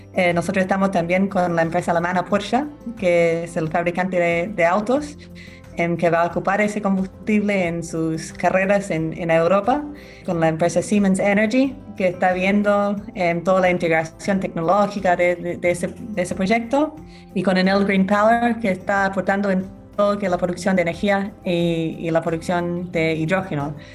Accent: Australia; Spanish is a second language; moved away as an adult; now in Chile; yo soy abogada australiana, vine de Chile hace en 12 años

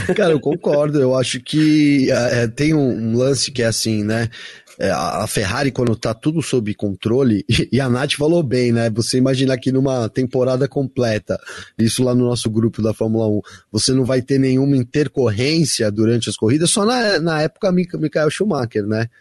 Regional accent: Brazil; minha família é italiana, eu sou bra bem brasileiro

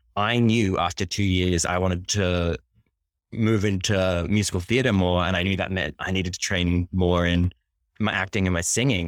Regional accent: Sydney, New South Wales, Australia; also born or lived in Japan / London; now in Brooklyn, United States; I'm originally from Sydney, Australia

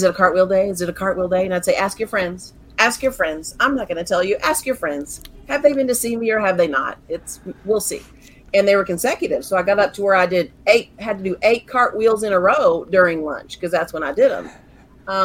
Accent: Central Texas, United States; I was born and raised here in Central Texas

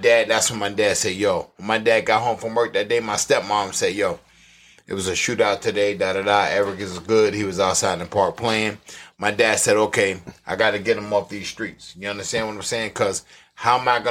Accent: New York City, New York, United States; also born or lived in Titusville, Florida; I'm from Florida. I'm from Titusville, a little city

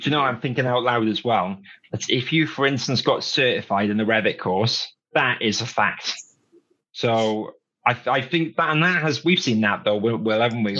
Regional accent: Wales, United Kingdom; I grew up in Wales

